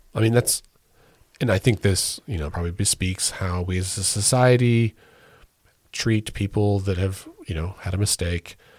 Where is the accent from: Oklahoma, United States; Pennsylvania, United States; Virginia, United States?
Oklahoma, United States; we are proud to say we're from Oklahoma